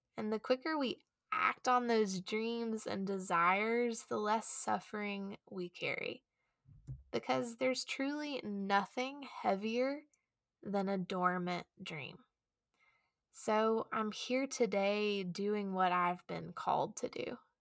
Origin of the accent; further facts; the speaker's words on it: Chattanooga, Tennessee, United States; I returned back to my hometown here in Chattanooga